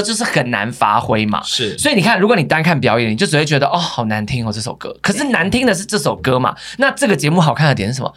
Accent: Taiwan; 你看我们台湾人很对阿雅很多印象是停留在

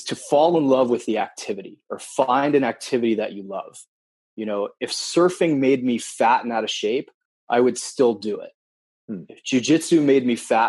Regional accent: Wilton, Connecticut, United States; also born or lived in Japan; I grew up in Wilton, Connecticut until the age of 10, and then moved to Japan from 10 to 15, moved back to Connecticut and finished high school

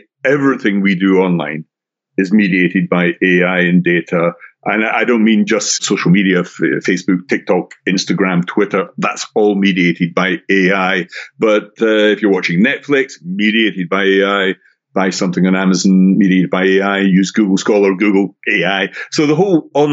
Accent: Scotland, United Kingdom; now in Brighton, United Kingdom; if you have an ear for accents, I'm originally from Scotland, although I'm doing this podcast from England, a place called Brighton on the south coast

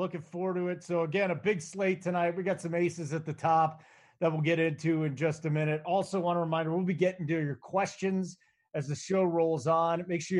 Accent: Chicago, Illinois, United States; moved away; I grew up in Chicago, man.

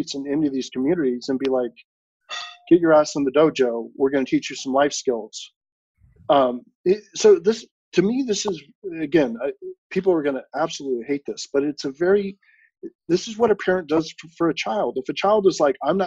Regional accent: San Francisco Bay Area, California, United States; me growing up in the San Francisco Bay Area

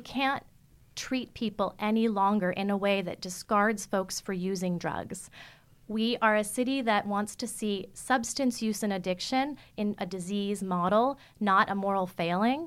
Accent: New York City, New York, United States; moved away as an adult; now in San Francisco, United States; As a teenager growing up in Manhattan, I lived in Midtown

